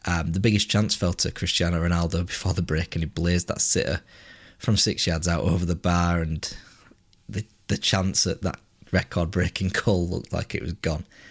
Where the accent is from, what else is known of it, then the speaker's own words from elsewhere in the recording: England, United Kingdom; being English